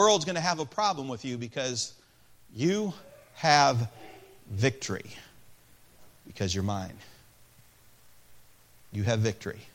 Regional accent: Peoria, Illinois, United States; I was born in Peoria, Illinois

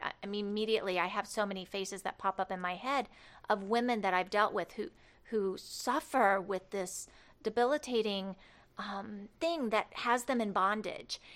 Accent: Cloverdale, Indiana, United States; born or raised there; moved away as an adult; also born or lived in Barkersville; now in Rockford, United States

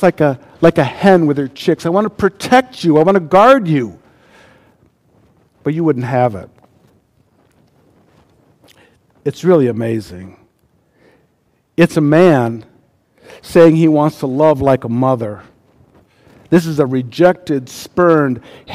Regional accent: United States; As an American

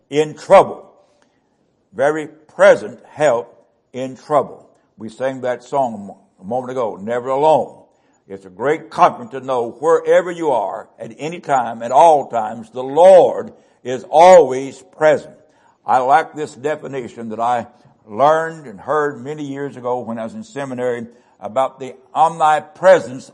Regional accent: West Virginia, United States; I was born in West Virginia on Pigeon Creek.

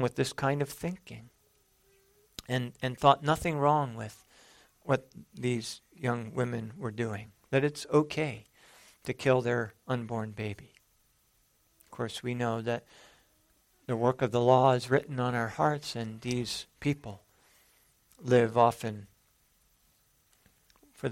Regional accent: San Jose, California, United States; growing up in San Jose, California

